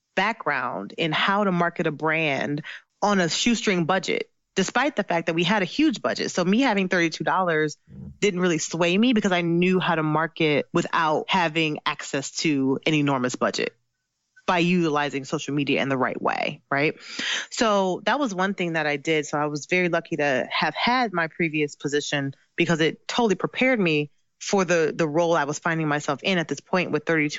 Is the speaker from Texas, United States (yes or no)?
no; Ohio, United States; moved away as an adult; also born or lived in Michigan; I'm originally from Ohio. So I was moved to Michigan